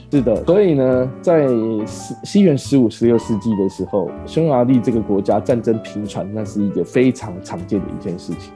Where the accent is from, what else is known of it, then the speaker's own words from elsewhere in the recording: Taiwan; 我是台湾人